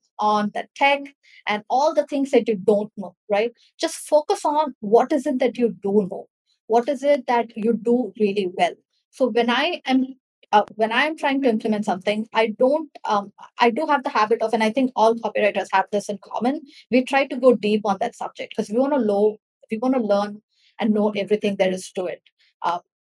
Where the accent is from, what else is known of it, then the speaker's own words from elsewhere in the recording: India; I'm from India and I am new.